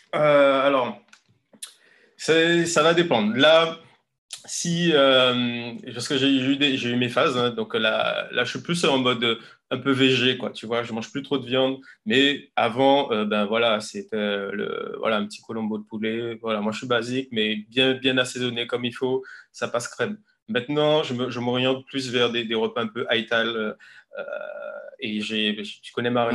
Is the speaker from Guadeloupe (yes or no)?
yes; Guadeloupe; moved away as an adult; also born or lived in Paris / Lille; j'ai grandi en Guadeloupe. J'ai eu euh, voilà, mon, bac en Guadeloupe.